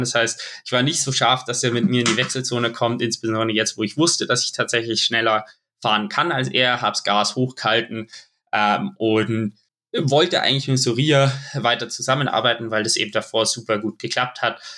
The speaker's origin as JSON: {"language": "German", "town": "Munich", "region": "Bavaria", "country": "Germany", "tie": "born or raised there", "said": "es ist einfach meine Heimat"}